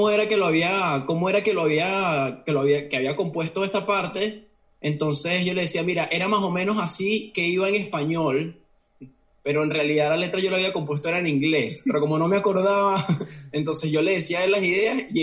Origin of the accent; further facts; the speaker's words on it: Caracas, Miranda, Venezuela; moved away as an adult; now in Oviedo, Spain; yo también crecí en, en Caracas, eh, principalmente en la zona de, del Marqués.